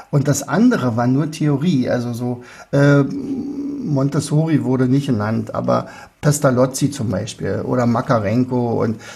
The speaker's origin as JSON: {"language": "German", "country": "Austria", "said": "Also würde ich freuen als Österreicher."}